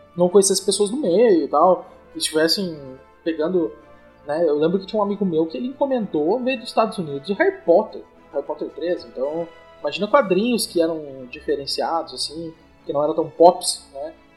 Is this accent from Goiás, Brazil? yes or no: no; interior of Rio Grande do Sul, Brazil; na minha cidade, interior aqui do Rio Grande do Sul